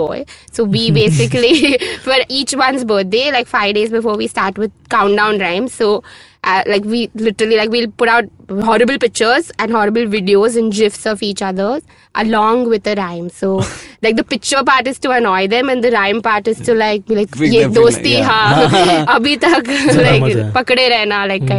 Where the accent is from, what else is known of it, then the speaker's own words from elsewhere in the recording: South India, India; now I'm South Indian